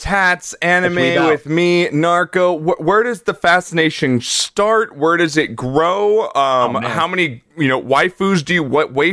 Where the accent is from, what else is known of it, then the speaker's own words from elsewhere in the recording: East Coast, United States; And also, I'm from the East Coast.